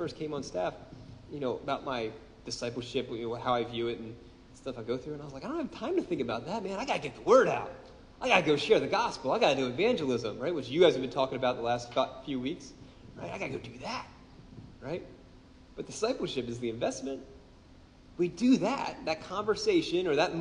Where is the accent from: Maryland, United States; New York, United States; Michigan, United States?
Maryland, United States; Baltimore; I'm from Baltimore. I'm one of the few of you people who stayed